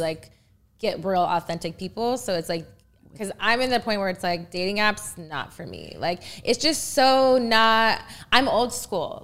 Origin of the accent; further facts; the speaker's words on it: Texas, United States; everything's bigger in Texas 'cause that's where I'm from